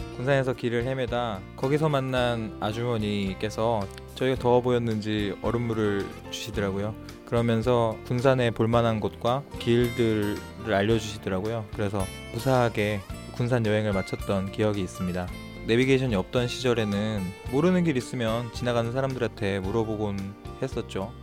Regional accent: North Korea; moved away as an adult; now in South Korea; 저는 북한에서 한의사 생활을 하다가 탈북을 했고요

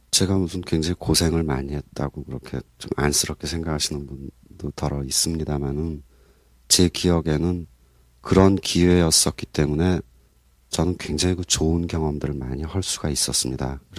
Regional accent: Ongjin, South Hwanghae, North Korea; moved away; 제 고향 황해도 옹진

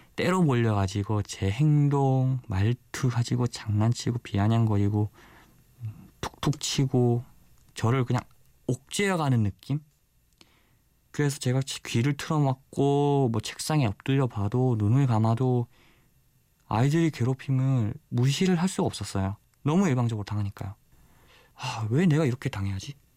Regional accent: Busan, South Korea; 저는 부산에서 온 24살 청년

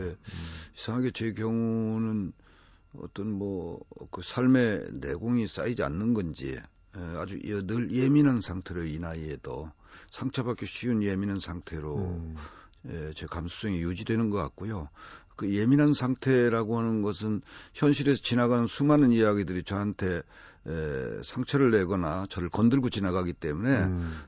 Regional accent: Nonsan, South Chungcheong, South Korea; moved away; 강경논산 사이에 이 아주 드넓은 들 동네에서 자랐거든요

